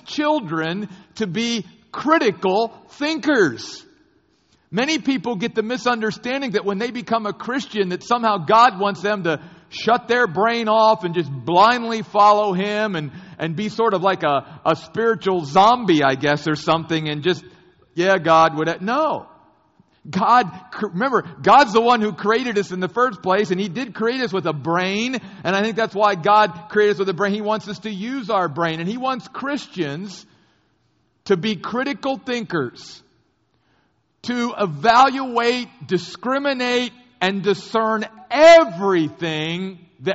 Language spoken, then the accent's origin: English; United States; I grew up very near the Civil War battlefields of both Gettysburg and Antietam